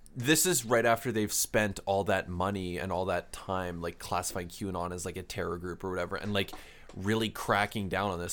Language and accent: English; Canada; we're Canadian, um, s, university students